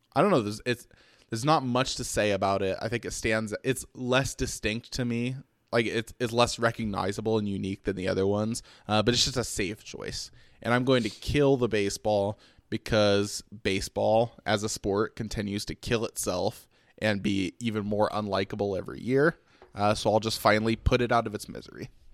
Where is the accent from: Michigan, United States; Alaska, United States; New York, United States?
Michigan, United States; Detroit; I'm from Detroit